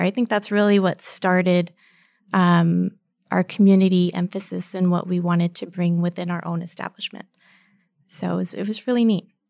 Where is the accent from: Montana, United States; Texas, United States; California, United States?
Texas, United States; El Paso; also born or lived in Phoenix, Arizona; I am born and raised in El Paso, Texas